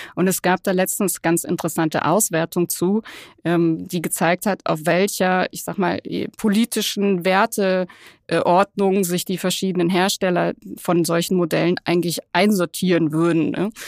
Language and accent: German; Cologne, North Rhine-Westphalia, Germany; als Kölnerin